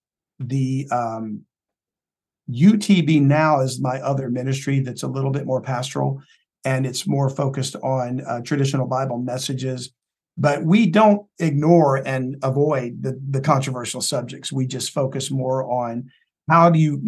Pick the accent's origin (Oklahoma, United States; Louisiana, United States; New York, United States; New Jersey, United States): Louisiana, United States; South; I'm from South Louisiana